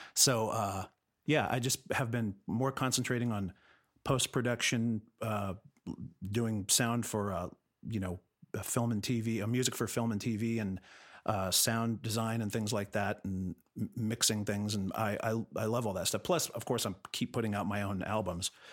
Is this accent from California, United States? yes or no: yes; La Cañada Flintridge, California, United States; moved away as an adult; also born or lived in Los Angeles, United States; I grew up in La Cunada.